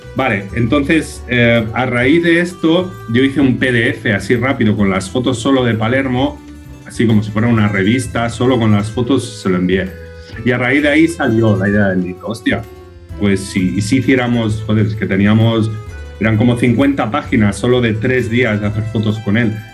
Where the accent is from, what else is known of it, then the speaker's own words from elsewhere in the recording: Sants, Catalonia, Spain; imagínate de estar aquí en mi pueblo, en Sans